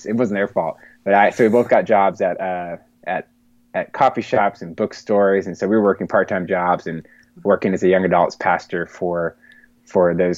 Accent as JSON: {"language": "English", "town": "Bellevue", "region": "Pennsylvania", "country": "United States", "tie": "born or raised there", "said": "moving back to my hometown of Bellevue, which is a neighborhood right outside of Pittsburgh"}